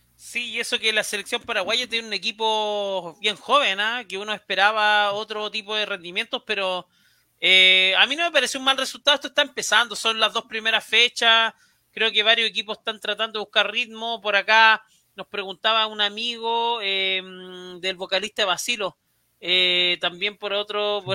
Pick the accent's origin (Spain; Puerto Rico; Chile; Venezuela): Chile